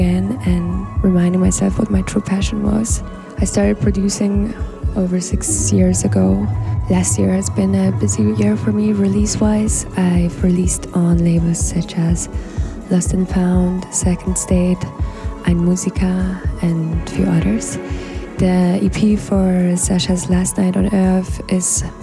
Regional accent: Poznań, Greater Poland, Poland; moved away as an adult; also born or lived in London / Amsterdam; now in Berlin, Germany; I was born in Poznań, Poland, but I moved away 10 years ago and lived in London, Amsterdam, and now since over 6 years in Berlin

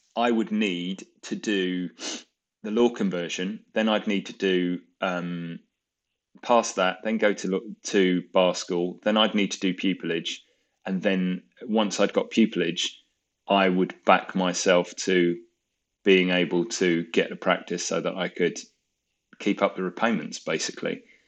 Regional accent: Croydon, London, United Kingdom; moved away; also born or lived in Bristol; I grew up in Croydon

